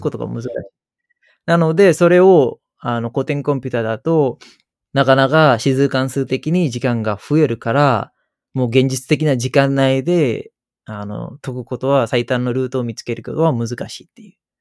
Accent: Sri Lanka; Japanese is a second language; moved away as an adult; now in Japan; 子供だった時代はスリランカで、大人になったのはまあ日本だった

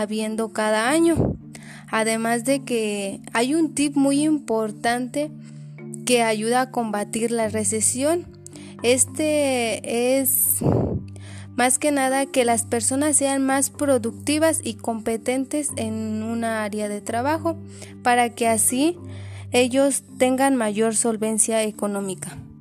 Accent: Mexico; nosotros como mexicanos

